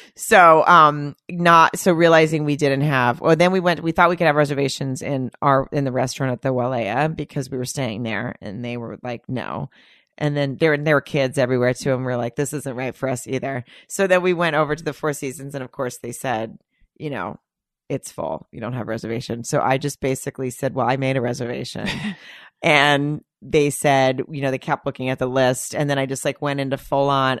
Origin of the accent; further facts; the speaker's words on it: Arkansas, United States; we were in the South. We were in Arkansas